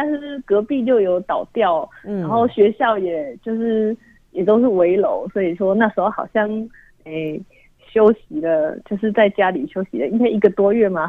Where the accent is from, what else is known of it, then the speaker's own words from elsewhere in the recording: Nantou County, Taiwan; 因为我本身我本身就是南投人。